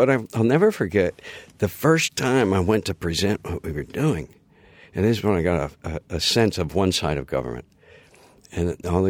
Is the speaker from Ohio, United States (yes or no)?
no; Kansas, United States; also born or lived in Illinois / Michigan; I grew up in Kansas, which is great.